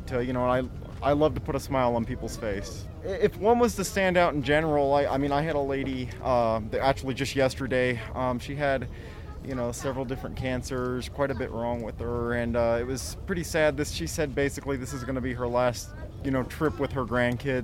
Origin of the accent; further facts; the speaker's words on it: Apache Junction, Arizona, United States; also born or lived in Florida; now in Williams, United States; I grew up in Apache Junction, Arizona. It's maybe 30 minutes from Phoenix, and lived there my whole life.